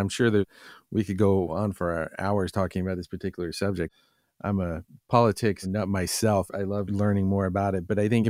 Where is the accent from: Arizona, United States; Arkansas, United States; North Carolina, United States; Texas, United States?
North Carolina, United States; moved away; I'm from North Carolina originally